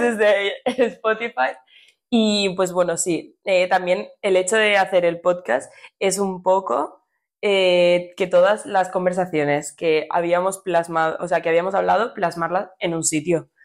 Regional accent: Cornellà de Llobregat, Catalonia, Spain; somos de Cornella

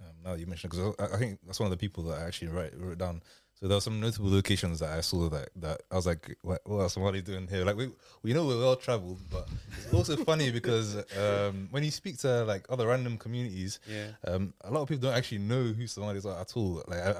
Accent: Ghana; I'm from a Ghanaian, bro.

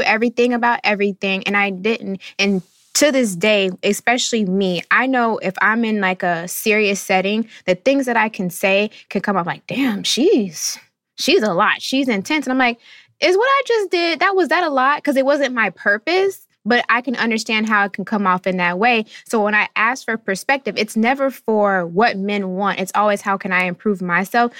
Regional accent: North Florida, United States; I'm coming from the South, the deep South, not really just North Florida

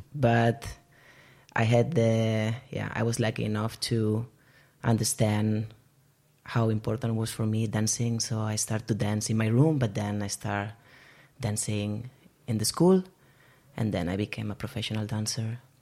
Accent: Barcelona, Catalonia, Spain; moved away as an adult; now in Bergen, Norway; I am originally from Barcelona, but I have been living in Bergen since 2016

